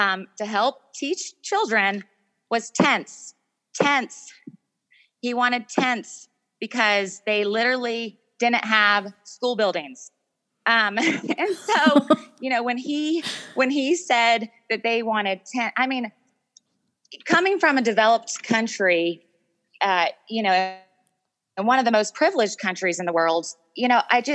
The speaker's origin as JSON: {"language": "English", "country": "United States", "moved": "as an adult", "lives_now": "Afghanistan", "said": "I'm an American woman"}